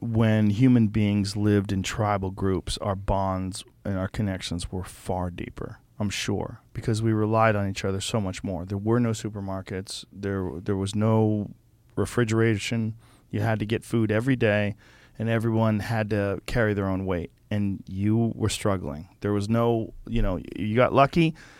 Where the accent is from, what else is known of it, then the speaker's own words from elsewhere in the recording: Boston, Massachusetts, United States; also born or lived in Newark, New Jersey; I grew up in Boston